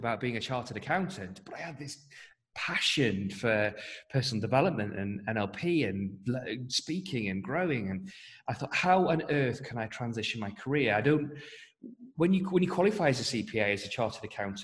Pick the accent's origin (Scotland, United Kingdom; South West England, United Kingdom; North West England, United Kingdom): North West England, United Kingdom; I hark from the northwest of England